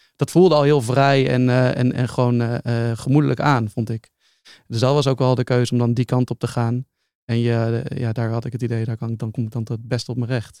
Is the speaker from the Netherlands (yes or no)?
yes; Utrecht, Netherlands; ik ben opgegroeid in Utrecht